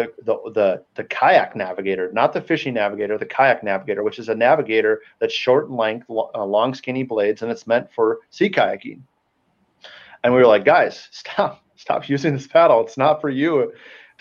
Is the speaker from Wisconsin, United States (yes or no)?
yes; Wisconsin, United States; I'm from Wisconsin, born and raised